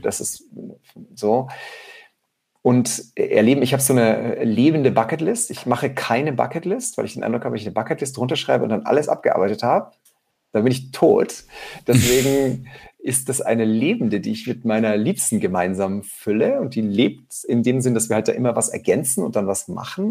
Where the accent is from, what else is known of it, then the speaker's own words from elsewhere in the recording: near a small Austrian mountain village, Styria, Austria; in der Nähe, wo ich aufgewachsen bin